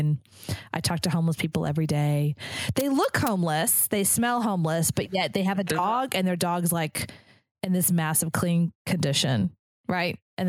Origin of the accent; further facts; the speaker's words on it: Dallas, Houston, Texas, United States; now in Austin, United States; I grew up in Dallas in Houston where it's like, you have to be posh and you gotta like, you know, 5-inch heels and the whole nine yards.